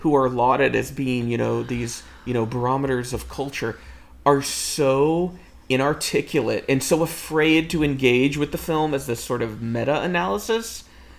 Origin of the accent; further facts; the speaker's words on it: United States; we're from America